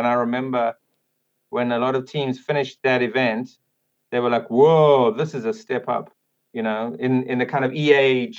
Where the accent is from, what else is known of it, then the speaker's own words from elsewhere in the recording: Kloof, KwaZulu-Natal, South Africa; also born or lived in London; now in North Wales, United Kingdom; I grew up outside Durban in a small little town called Kloof.